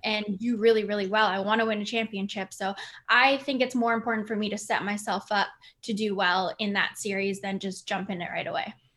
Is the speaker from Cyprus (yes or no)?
no; Winnipeg, Manitoba, Canada; my hometown of Winnipeg